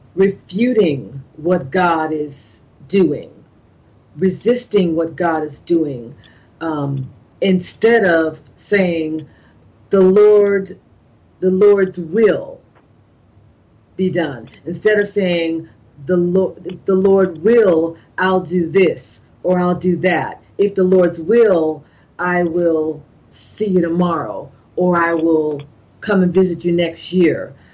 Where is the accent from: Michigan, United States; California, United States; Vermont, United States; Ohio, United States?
California, United States; moved away as an adult; now in East Coast, United States; growing up in California